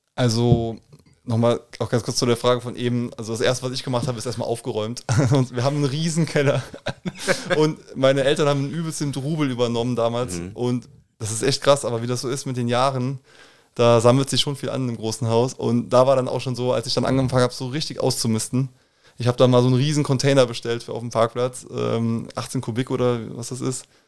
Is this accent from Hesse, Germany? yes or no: no; Koblenz, Rhineland-Palatinate, Germany; moved away as an adult; ich bin ähm, klassisch gebürtig in Koblenz-Moselweiß. Würde mich auch eher als Moselweiser als als Koblenzer bezeichnen. Aber ähm, genau, also aufgewachsen hier äh, in Koblenz